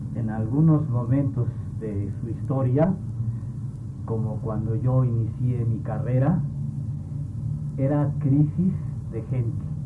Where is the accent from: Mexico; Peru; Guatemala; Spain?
Mexico; somos los mexicanos